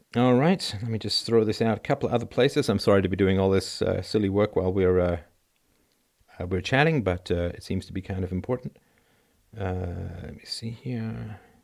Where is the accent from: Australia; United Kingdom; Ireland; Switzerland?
Ireland; Athlone, Leinster; I am from Athlone smack dab in the middle of Southern